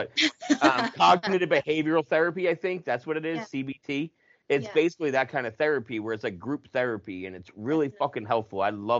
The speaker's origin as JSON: {"language": "English", "country": "United States", "also_born_or_lived": "New Jersey", "said": "I was from Jersey and Pennsylvania"}